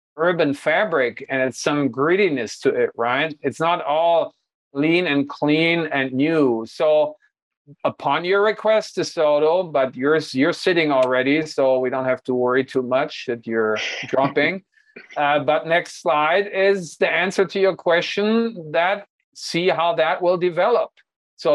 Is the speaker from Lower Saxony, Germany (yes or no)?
yes; Hanover, Lower Saxony, Germany; moved away; my hometown, the NordLB